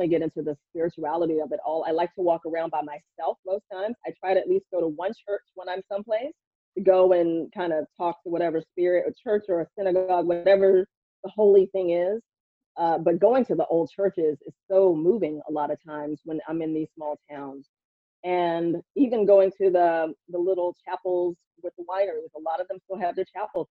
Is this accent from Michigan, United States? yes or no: no; Houston, Texas, United States; moved away; also born or lived in New York; Growing up in Texas